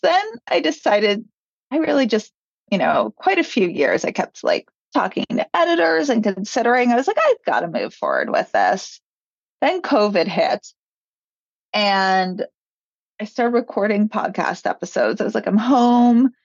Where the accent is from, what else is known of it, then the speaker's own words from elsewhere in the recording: New York, United States; also born or lived in Los Angeles; I grew up in New York